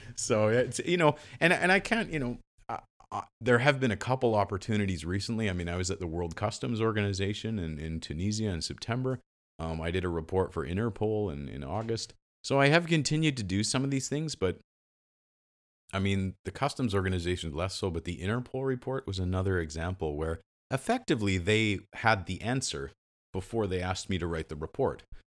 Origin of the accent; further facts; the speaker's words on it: Western Canada, Canada; I'm, I'm from the West